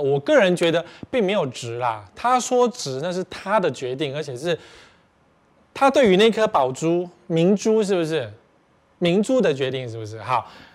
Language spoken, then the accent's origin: Chinese; Taipei, Taiwan; also born or lived in Sanchong, New Taipei; 我们台北人也习惯了